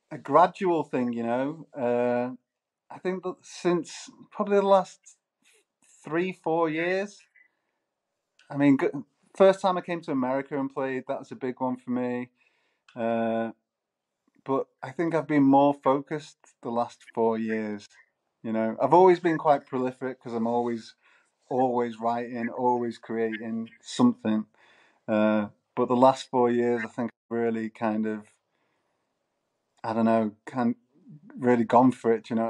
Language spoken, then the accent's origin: English; Manchester, North West England, United Kingdom; well, Manchester? Manchester's got like a lot of musical heritage, you know, like